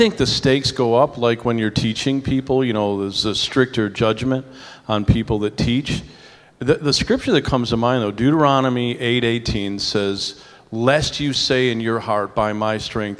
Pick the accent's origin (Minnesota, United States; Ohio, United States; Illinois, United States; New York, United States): New York, United States; I'm a New Yorker.